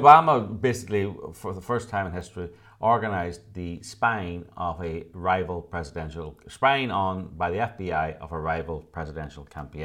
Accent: United Kingdom; now in Los Angeles, United States; I was born in the United Kingdom.

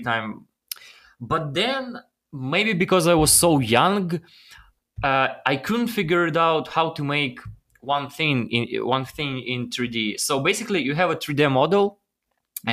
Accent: Ukraine; English is a second language; moved away as an adult; also born or lived in Los Angeles, United States; it was my dream to come to United States from Ukraine.

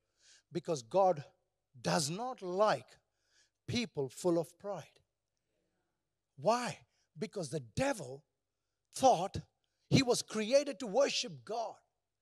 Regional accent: India; And do you know, I come from India, so we are all negative people.

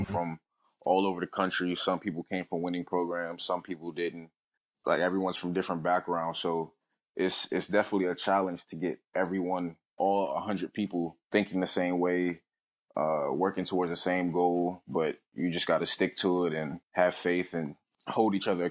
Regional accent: Baltimore, Maryland, United States; Born and raised in Baltimore, Maryland

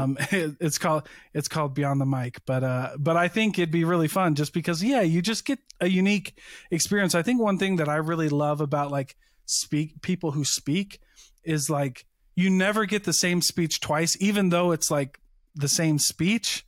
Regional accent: Iowa, United States; now in Utah, United States; I grew up on the Mississippi River

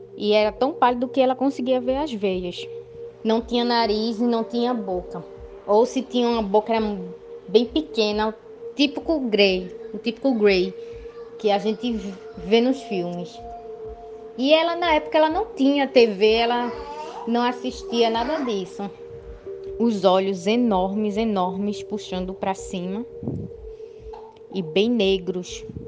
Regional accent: Jaboatão dos Guararapes, Pernambuco, Brazil; eu sou daqui de Jaboatão, dos Guararapes, Pernambuco

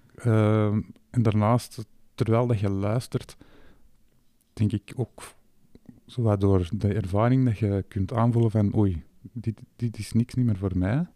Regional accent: Flanders, Belgium; wij als Vlamingen

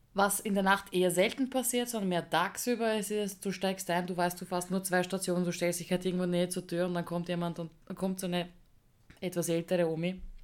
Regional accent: Vienna, Austria; ich bin eine echte Wienerin, ich bin eine Wienerin, also ich bin da geboren

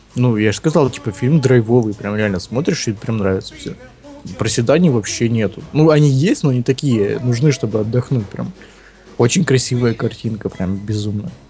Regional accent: Ukraine; я украинец

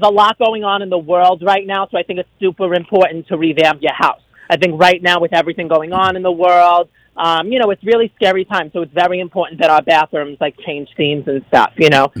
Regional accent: Brooklyn, New York, United States; accent: Brooklyn; now in Monmouth County, United States; I'm from Brooklyn, so, you know, Brooklyn girl at heart. You're never going to really lose the accent.

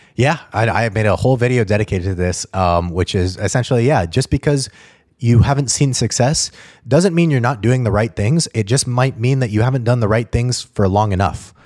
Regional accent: Albuquerque, New Mexico, United States; moved away as an adult; also born or lived in Atlanta; I grew up in Albuquerque, New Mexico

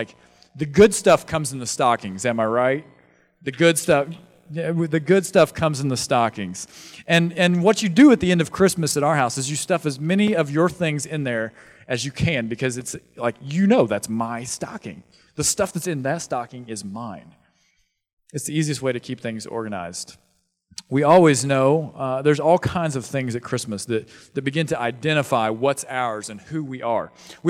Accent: Louisville, Kentucky, United States; I explained to him, I'm from Louisville, and I think Louisville needs a big, healthy church in Louisville.

